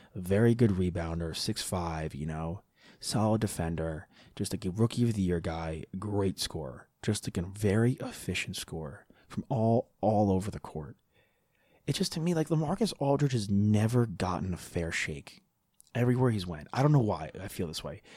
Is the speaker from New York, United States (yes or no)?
yes; New York, United States; I'm from New York